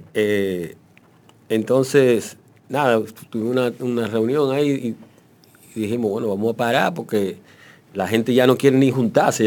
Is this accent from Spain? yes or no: no; Dominican Republic; somos dominicanos